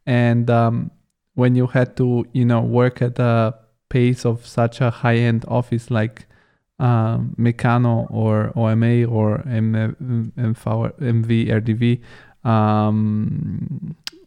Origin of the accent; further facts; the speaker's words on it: Bulgaria; my home country, Bulgaria